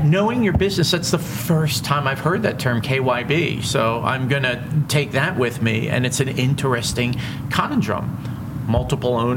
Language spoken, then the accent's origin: English; Cherry Hill, New Jersey, United States; I grew up in Cherry Hill, New Jersey